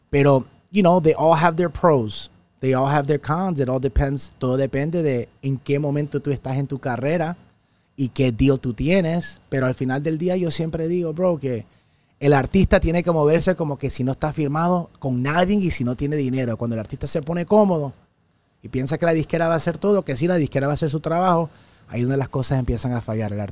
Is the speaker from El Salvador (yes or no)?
yes; El Salvador; now in United States; no porque no soy puertorriqueño, recuerdo, soy de El Salvador, soy de Centroamérica, soy de los Estados Unidos